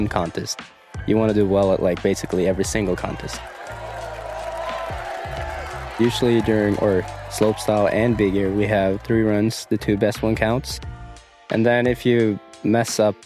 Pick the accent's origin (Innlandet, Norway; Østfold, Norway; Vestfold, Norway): Innlandet, Norway; Dombås; I'm a snowboarder from Dombås, Norway, and I'm 23 years old.